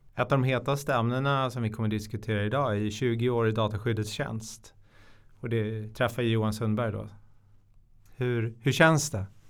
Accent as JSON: {"language": "Swedish", "town": "Stockholm", "region": "Stockholm County", "country": "Sweden", "said": "Jag är från Stockholm. Jag tror det hörs på dialekten"}